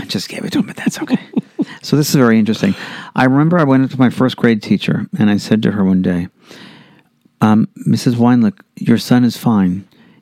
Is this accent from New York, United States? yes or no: yes; New York City, New York, United States; I was raised in New York City, Queens, New York. And I was, I was the youngest of four children in Bayside, Queens